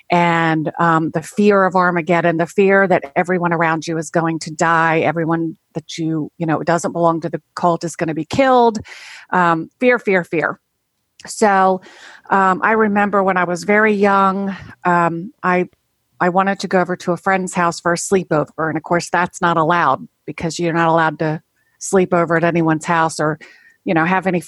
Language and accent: English; Maryland, United States; I am from Maryland, as you said.